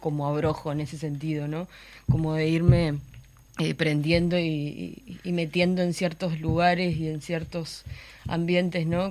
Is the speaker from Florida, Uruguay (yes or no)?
yes; Florida, Uruguay; soy de Florida y tengo como un vínculo súper fuerte y anclado en el territorio, ¿no? En el lugar de donde yo vengo